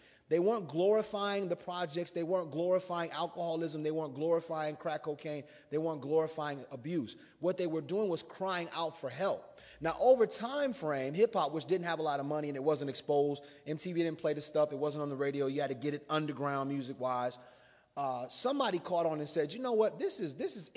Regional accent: South Bend, Indiana, United States; now in Goshen, United States; I was born in South Bend, but I'm a resident of the metropolis of Goshen, Indiana.

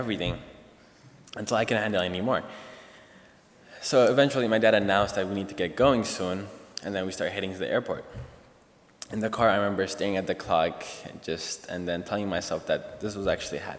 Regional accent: Ethiopia; moved away as an adult; now in United States; I was born and raised in Ethiopia, East Africa

